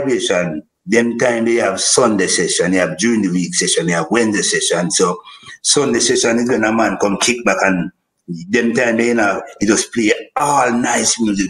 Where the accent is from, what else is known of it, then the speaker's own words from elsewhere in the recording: Kingston, Jamaica; I grew up in Greenwich Farm.